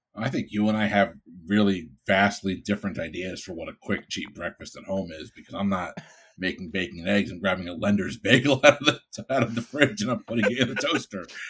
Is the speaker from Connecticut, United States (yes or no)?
yes; Bridgeport, Connecticut, United States; now in Florida, United States; I'm from Bridgeport, Connecticut.